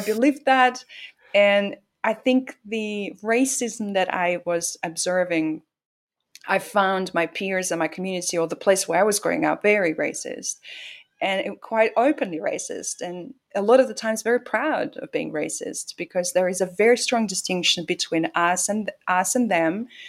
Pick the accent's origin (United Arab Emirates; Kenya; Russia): Russia; moved away; Growing up in Russia was very, it's like living in the box almost literally